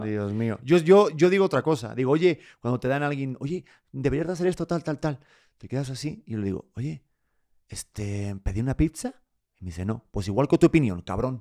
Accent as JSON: {"language": "Spanish", "country": "Spain", "moved": "as an adult", "lives_now": "Mexico", "said": "soy de España"}